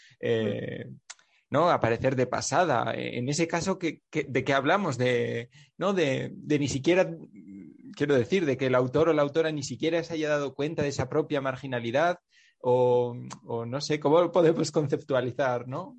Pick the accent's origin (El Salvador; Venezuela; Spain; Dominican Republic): Spain; Navarre; yo soy de Navarra